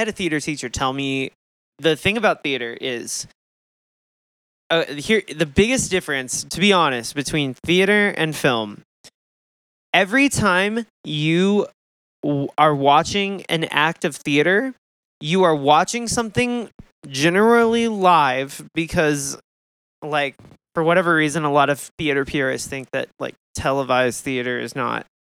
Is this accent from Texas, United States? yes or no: yes; Texas, United States; I grew up around fracking in Texas